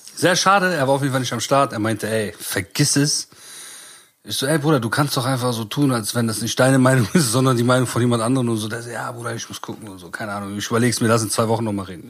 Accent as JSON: {"language": "German", "town": "Bonn", "region": "North Rhine-Westphalia", "country": "Germany", "said": "bei uns in Bonn, in Bad Godesberg"}